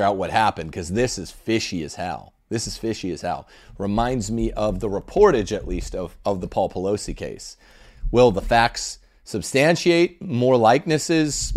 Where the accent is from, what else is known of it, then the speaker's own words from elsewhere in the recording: Thousand Oaks, California, United States; moved away; also born or lived in Los Angeles area; I'm a native Angelino. You guys might not know, I was born in Thousand Oaks, California, in Ventura County